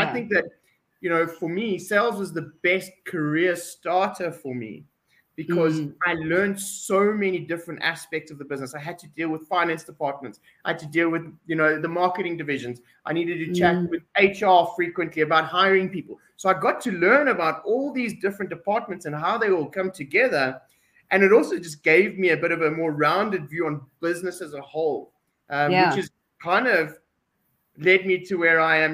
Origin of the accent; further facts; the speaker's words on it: South Africa; We're South African.